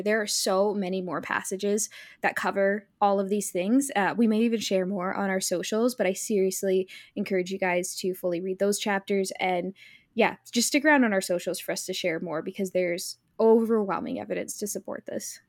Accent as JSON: {"language": "English", "country": "United States", "tie": "born or raised there", "said": "the old culture you came from growing up in America"}